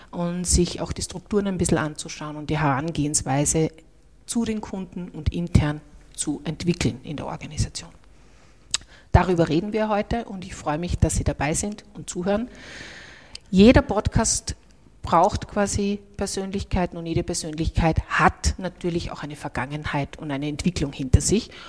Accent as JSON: {"language": "German", "region": "Salzburg", "country": "Austria", "said": "Den Dialekt hat er noch nicht hundertprozentig abgelegt, was ich sehr persönlich sehr nett finde als {S0} Salzburgerin."}